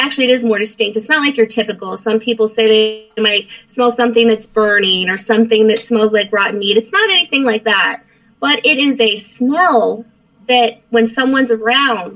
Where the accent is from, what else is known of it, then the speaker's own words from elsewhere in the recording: Martinsburg, West Virginia, United States; also born or lived in Frederick, Maryland; now in Florida, United States; I was born in Frederick, but I grew up in Martinsburg